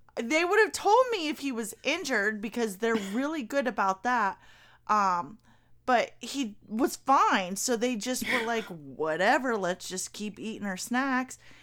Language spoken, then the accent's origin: English; Kentucky, United States; I'm from Kentucky. I grew up in Kentucky.